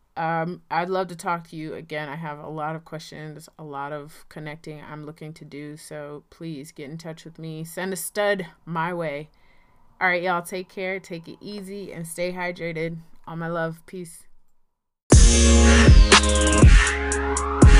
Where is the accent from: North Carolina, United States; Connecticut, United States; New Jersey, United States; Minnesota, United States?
North Carolina, United States; Rocky Mount; moved away; I am from Rocky Mount, North Carolina, and, um, I'm living back here now